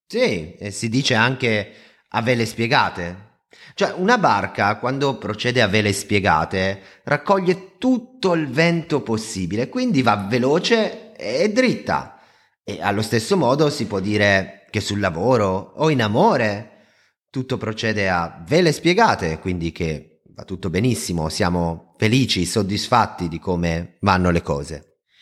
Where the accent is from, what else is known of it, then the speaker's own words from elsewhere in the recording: Lake Como, Lombardy, Italy; io vengo dal lago di Como